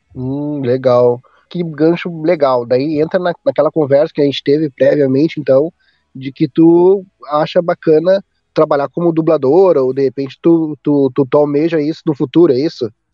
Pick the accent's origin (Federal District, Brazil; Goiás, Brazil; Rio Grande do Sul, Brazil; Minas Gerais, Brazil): Rio Grande do Sul, Brazil; Porto Alegre; meu sotaque, eu sou do sul aqui, né, Porto Alegre